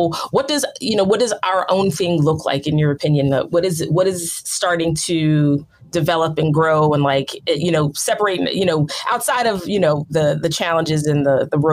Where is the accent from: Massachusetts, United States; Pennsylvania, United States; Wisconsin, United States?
Pennsylvania, United States; outside of Philadelphia; I grew up outside of Philadelphia.